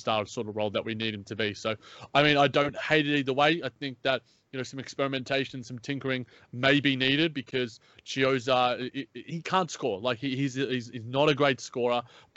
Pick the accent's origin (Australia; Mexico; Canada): Australia; accent: Australian; my Australian accent